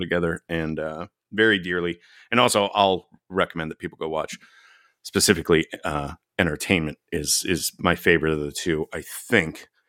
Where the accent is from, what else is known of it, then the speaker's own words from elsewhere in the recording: Dallas, Texas, United States; I grew up in Dallas.